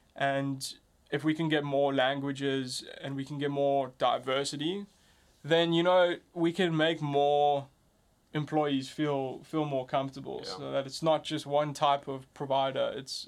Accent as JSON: {"language": "English", "country": "South Africa", "said": "as I'm learning, being a South African and African entrepreneur, is that often we confide ourselves into the borders."}